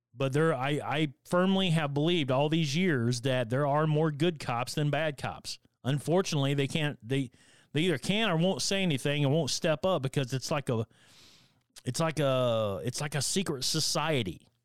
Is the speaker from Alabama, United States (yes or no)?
yes; Northern Alabama, United States; growing up in Northern Alabama